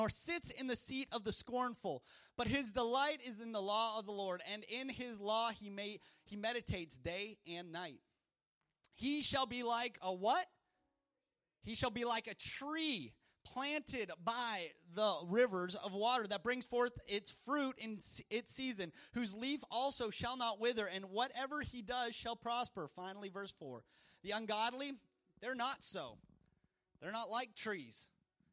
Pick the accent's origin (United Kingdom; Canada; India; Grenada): Canada; moved away as an adult; now in Louisiana, United States; In Canada, growing up in Canada, it was wonderful